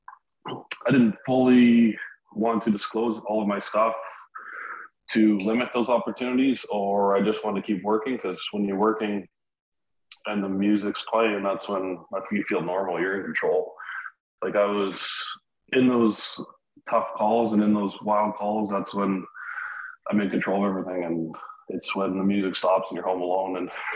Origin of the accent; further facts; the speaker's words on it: Winnipeg, Manitoba, Canada; moved away as an adult; also born or lived in Iqaluit, Nunavut / Alberta; now in Nova Scotia, Canada; Came originally from Winnipeg, 35 years